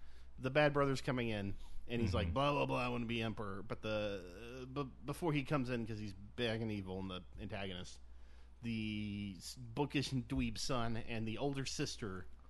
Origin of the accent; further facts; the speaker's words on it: United States; I'm a white American